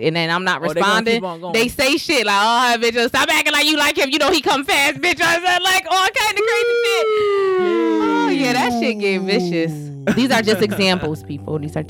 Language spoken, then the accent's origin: English; United States; you know I'm American, right?